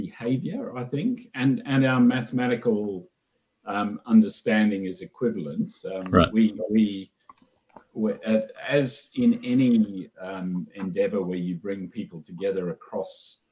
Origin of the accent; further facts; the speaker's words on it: Queensland, Australia; moved away as an adult; also born or lived in London / Oxford; I'm a Queenslander